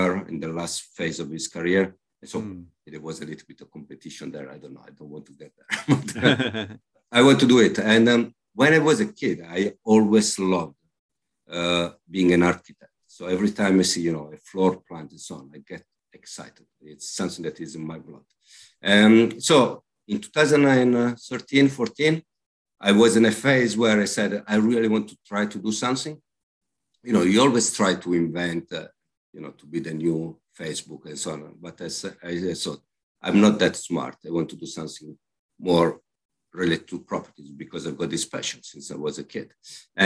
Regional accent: Milan, Lombardy, Italy; English is a second language; moved away as an adult; also born or lived in Hamburg, Germany / London, United Kingdom; now in Bristol, United Kingdom; I was born in Milan, I grew up in Milan

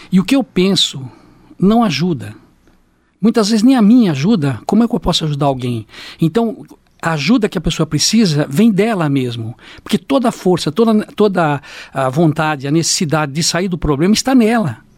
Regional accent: Paraná, Brazil; now in Londrina, Brazil; estou em Londrina há 40 anos já, né? Certo. Sou sou do Paraná mesmo, uma cidade próxima daqui, mas sou londrinense de coração

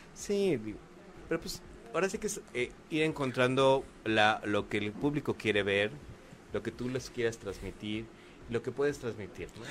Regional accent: Mexico; somos los mexicanos

